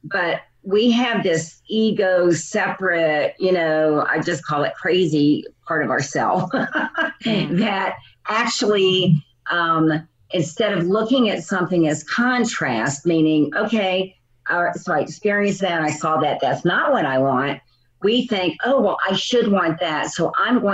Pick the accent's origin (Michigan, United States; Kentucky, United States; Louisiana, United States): Louisiana, United States; New Orleans; now in Phoenix, United States; I'm originally from New Orleans, Louisiana, and now I live in Phoenix, Arizona